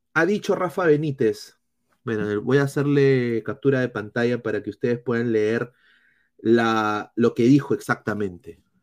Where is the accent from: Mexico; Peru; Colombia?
Peru; como peruanos